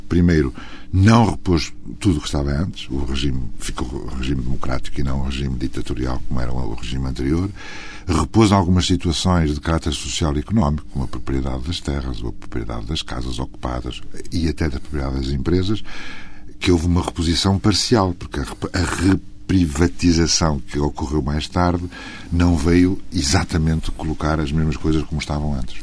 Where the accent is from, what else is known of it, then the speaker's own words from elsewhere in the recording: Trás-os-Montes, Portugal; moved away; Eu sou transmontano